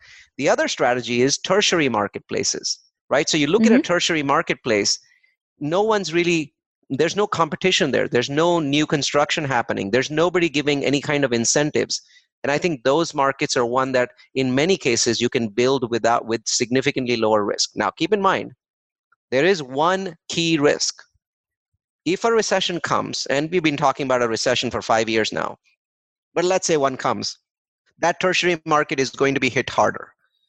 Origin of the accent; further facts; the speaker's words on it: India; English is a second language; now in United States; I think I am in a cricket nut. So I came from India. And most people don't in America don't know about this game called cricket.